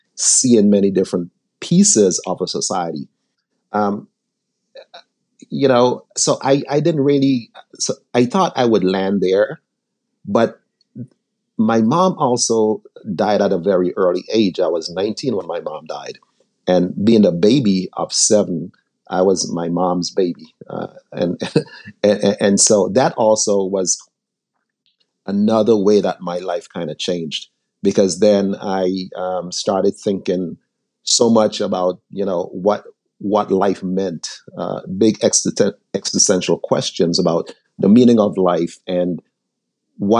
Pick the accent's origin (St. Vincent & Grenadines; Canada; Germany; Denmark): St. Vincent & Grenadines; now in United States; I was born in the Caribbean. I was born in a little island called St. Vincent.